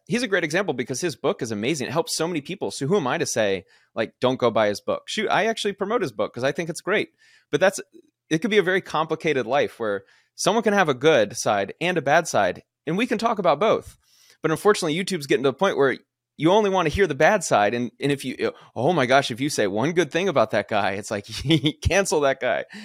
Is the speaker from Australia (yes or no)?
no; Kennesaw, Georgia, United States; moved away as an adult; also born or lived in Alabama / Florida / Houston, Texas / Oakland, California; I grew up in Kennesaw, Georgia, nice suburb of Atlanta